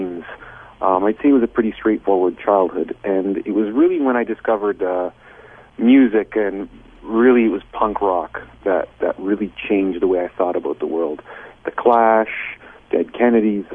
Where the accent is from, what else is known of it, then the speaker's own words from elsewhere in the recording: Toronto, Ontario, Canada; moved away as an adult; now in Washington, D.C., United States; I was born in Toronto